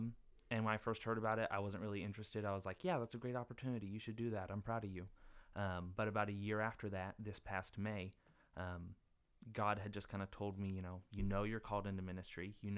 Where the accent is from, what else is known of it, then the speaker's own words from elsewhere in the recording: Norfolk, Arkansas, United States; now in Germany; I'm from Arkansas, grew up in Norfolk, little bitty town of like 300 people, went to college in Jonesboro at ASU Jonesboro.